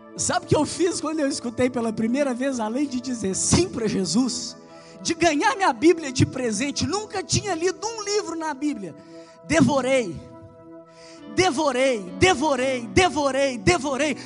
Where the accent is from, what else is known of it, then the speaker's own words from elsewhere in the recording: Belo Horizonte, Minas Gerais, Brazil; accent: mineiro; eu sou de BH. Talvez você já reparou pelo meu sotaque, pelo meu jeito, ou talvez, né, porque é um mineiro falando